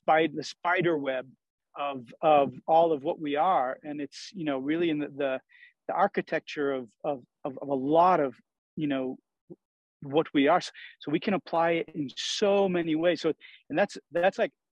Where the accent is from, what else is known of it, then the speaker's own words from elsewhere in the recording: Maine, United States; also born or lived in Sweden / Italy; now in Truckee, United States; I'm originally from Maine and have spent the last 34 years in Europe, 18 in Sweden, 16 in Italy.